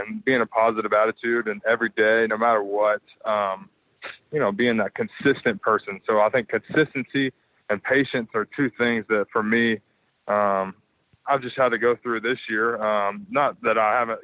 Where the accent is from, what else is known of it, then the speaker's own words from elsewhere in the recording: Little Rock, Arkansas, United States; moved away as an adult; also born or lived in Atlanta, Georgia; now in Orange County, United States; I was from Arkansas, I mean, I lived in Little Rock